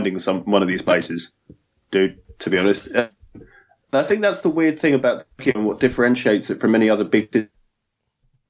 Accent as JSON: {"language": "English", "town": "Chichester", "region": "South East England", "country": "United Kingdom", "moved": "as an adult", "lives_now": "Japan", "said": "I'm from a small town called Chichester."}